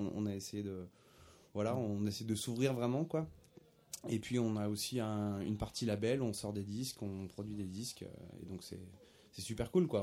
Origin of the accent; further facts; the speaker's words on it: Auvergne-Rhône-Alpes, France; nous on est auvergnat on n'est pas né en Jamaïque